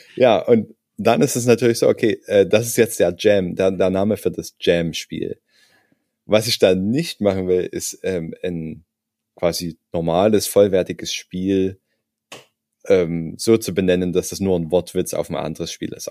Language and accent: German; Saxony, Germany; ich komme ja aus Sachsen